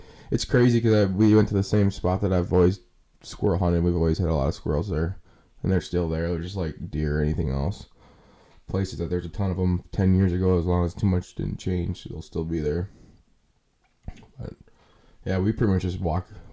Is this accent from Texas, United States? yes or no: no; Wisconsin, United States; we're from Wisconsin